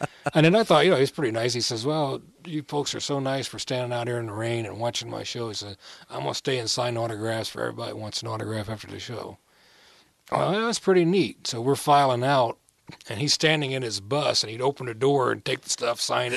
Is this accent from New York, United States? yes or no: no; Muncie, Indiana, United States; I grew up in Muncie